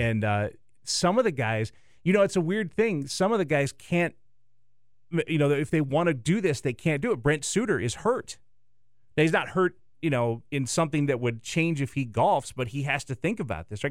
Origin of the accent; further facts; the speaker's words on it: the South, United States; now in Milwaukee, United States; I grew up in the South